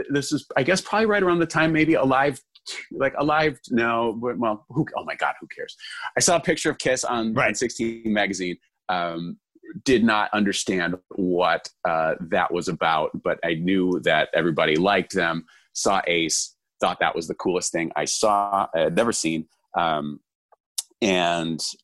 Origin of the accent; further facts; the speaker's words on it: Lombard, Illinois, United States; I am from Lombard, Illinois. Um, yeah. I, I, moved around a bunch, but that was probably where I lived the longest.